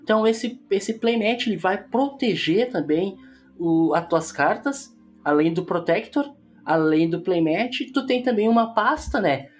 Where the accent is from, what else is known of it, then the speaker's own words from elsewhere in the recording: Porto Alegre, Rio Grande do Sul, Brazil; eu sou de Porto Alegre.